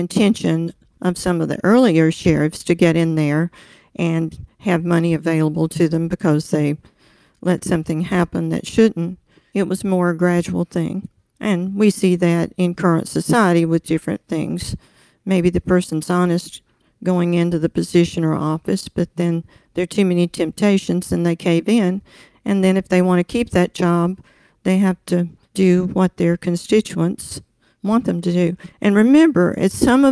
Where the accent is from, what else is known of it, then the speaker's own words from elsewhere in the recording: Mississippi Delta, United States; I grew up in the Delta until I was 9 in a very small town with lots of farms around